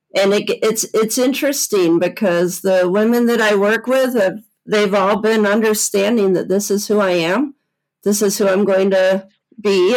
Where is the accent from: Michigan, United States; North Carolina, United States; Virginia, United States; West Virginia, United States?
Michigan, United States; Southwest; I grew up in Southwest Michigan